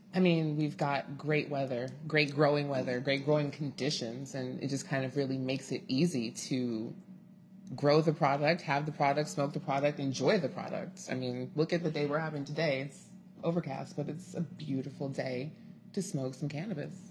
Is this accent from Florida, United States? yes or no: no; Inglewood, California, United States; born and bred in Inglewood, California